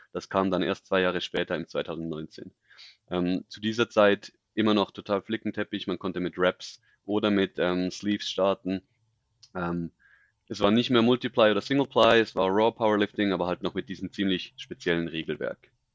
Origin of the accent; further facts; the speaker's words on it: Switzerland; ich bin aus der Schweiz